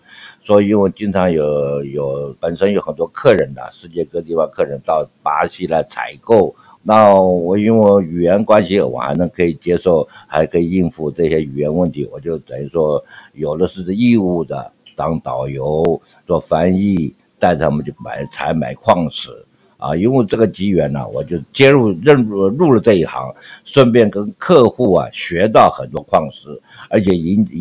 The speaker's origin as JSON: {"language": "Chinese", "region": "Shandong", "country": "China", "said": "因为我本身是山东人，所以这个情况之下，就是我有这种那个拼搏精神"}